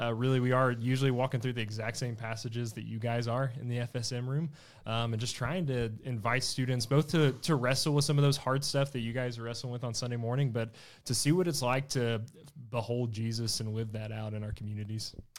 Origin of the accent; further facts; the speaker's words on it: Blytheville, Arkansas, United States; moved away as an adult; now in Fayetteville, United States; I'm from Blytheville, Arkansas, or from East Arkansas.